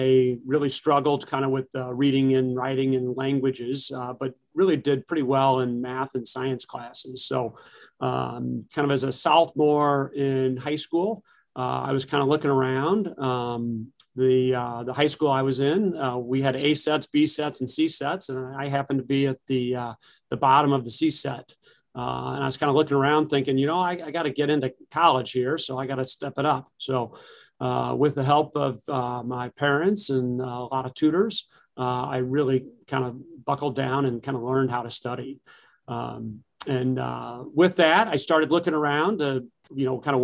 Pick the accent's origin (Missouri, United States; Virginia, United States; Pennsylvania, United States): Missouri, United States; University City; also born or lived in Milwaukee, Wisconsin; I've spent my whole life here in St. Louis, other than kind of the 4 years that I went to Marquette University of Milwaukee, Wisconsin. I grew up in University City with six other siblings